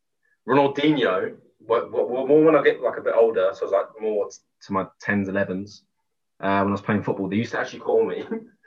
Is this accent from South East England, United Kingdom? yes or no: yes; Milton Keynes, South East England, United Kingdom; I'm 28. I'm from Milton Keynes.